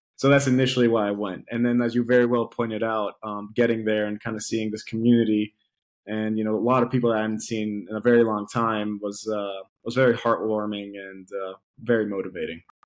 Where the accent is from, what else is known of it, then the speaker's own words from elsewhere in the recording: Athens, Attica, Greece; I'm from Athens, Greece